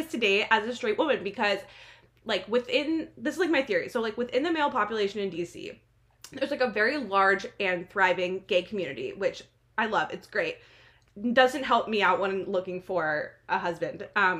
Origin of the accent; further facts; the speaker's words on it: New Jersey, United States; now in Washington, D.C., United States; I'm from New Jersey